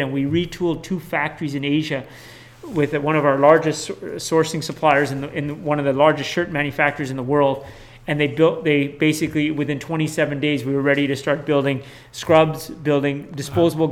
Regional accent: Manitoba, Canada; we're Manitobans

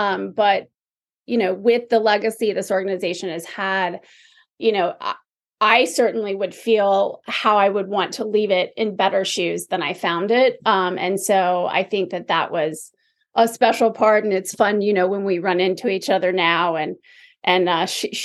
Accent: Charlotte, North Carolina, United States; moved away as an adult; we are in Charlotte. This is my hometown. And you know, I've settled here. I've been back here since 2009

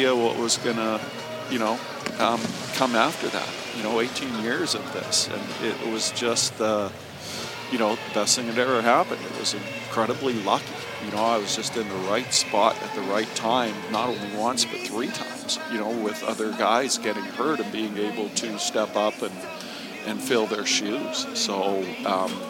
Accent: Kamloops, British Columbia, Canada; moved away as an adult; also born or lived in England / Hamilton; I grew up out in Kamloops

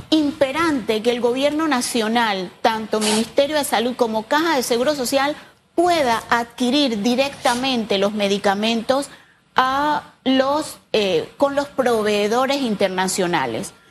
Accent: Panama; Entonces, nosotros como panameños ya es hora y por eso hemos asumido el reto

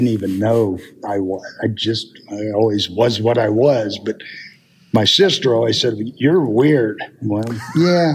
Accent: Appalachia, United States; being a Appalachian country boy

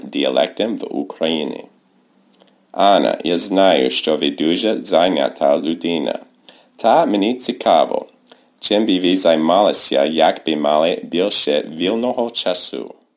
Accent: United States; Ukrainian is a second language; я американець

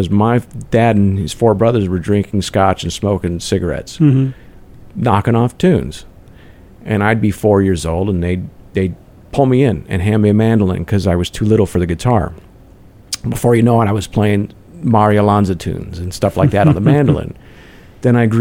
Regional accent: Huntington Beach, California, United States; now in Arizona, United States; I'm from Huntington Beach, California.

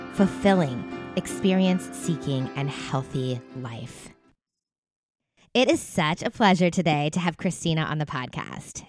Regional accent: East Coast, United States; also born or lived in Los Angeles area, California; now in Los Angeles, United States; I live in California. I'm like in the LA area, but I grew up on the East Coast

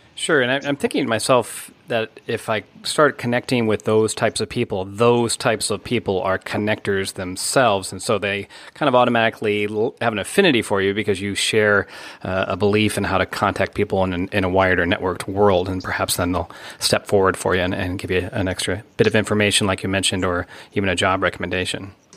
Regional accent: United States; moved away

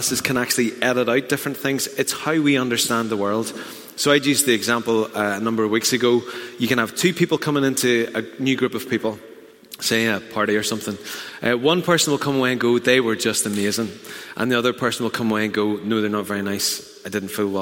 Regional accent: Newtownards, Northern Ireland, United Kingdom; I'm from Newton Ards

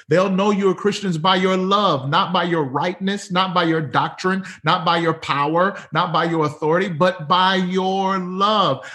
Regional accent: Mississippi, United States; moved away as an adult; also born or lived in Pearl, Mississippi; now in Monrovia, United States; born and raised in Mississippi

